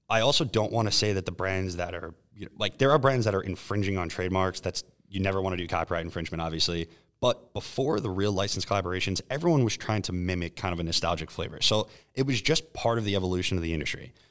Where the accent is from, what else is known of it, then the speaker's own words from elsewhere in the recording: New York, United States; I'm from New York. I flew here specifically to taste this product.